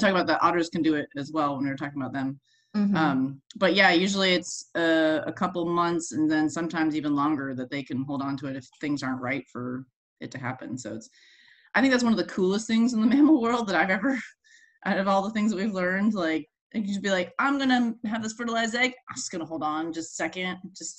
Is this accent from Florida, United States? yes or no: yes; Florida, United States; Because where, like, I came from Florida where there are no seals.